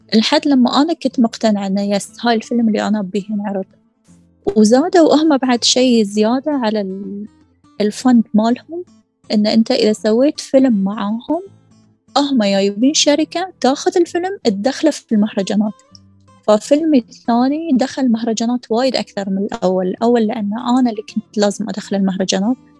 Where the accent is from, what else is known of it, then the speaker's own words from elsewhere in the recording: Qatar; عندنا في قطر